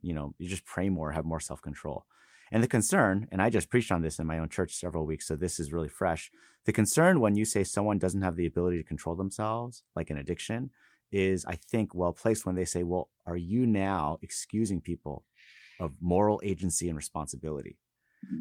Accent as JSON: {"language": "English", "region": "California", "country": "United States", "tie": "born or raised there", "also_born_or_lived": "Los Angeles", "moved": "as an adult", "lives_now": "Boston, United States", "said": "I was raised in California"}